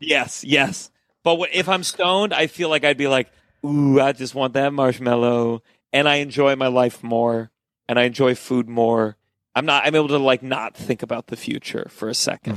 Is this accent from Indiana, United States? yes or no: no; Potomac, Maryland, United States; growing up in Potomac